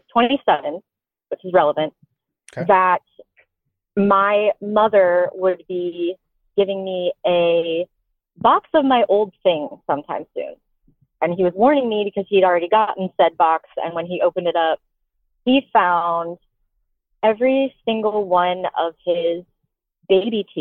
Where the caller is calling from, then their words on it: Tampa, Florida, United States; I'm calling from Tampa, and I'm 29.